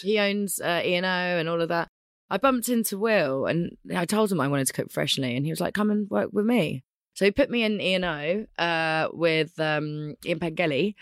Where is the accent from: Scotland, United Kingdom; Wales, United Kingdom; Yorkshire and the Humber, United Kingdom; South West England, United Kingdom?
Scotland, United Kingdom; also born or lived in London; I was born in London. Yeah. Uh, within about two weeks, I was up in Scotland, which was actually where I'm from. I'm actually a Scot.